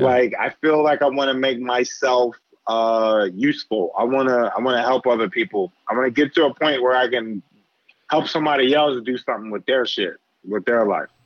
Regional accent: Philadelphia, Pennsylvania, United States; moved away as an adult; now in New York, United States; I grew up in Philly, yeah. bounced around Philly

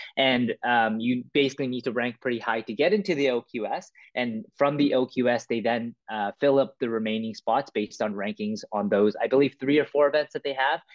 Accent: Vancouver, British Columbia, Canada; also born or lived in Toronto; I was born in Toronto, but I was raised in Vancouver

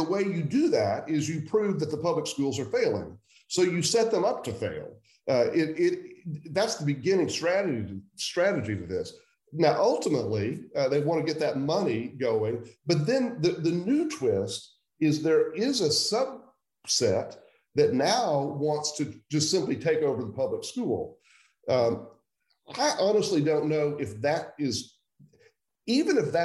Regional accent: suburb of Oklahoma City, Central Oklahoma, United States; So I grew up in Central Oklahoma. I was born in 1961, so I'm 60 years old. I grew up largely in a suburb of Oklahoma City

